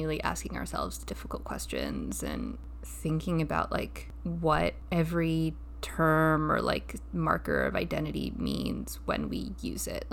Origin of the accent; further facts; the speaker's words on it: Los Angeles, California, United States; I grew up in Mid-City, and then when I was in high school, my family moved to Silver Lake.